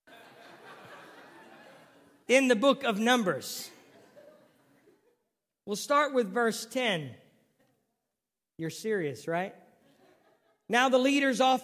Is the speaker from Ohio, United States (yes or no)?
yes; Ohio, United States; also born or lived in San Diego, California; I was from Ohio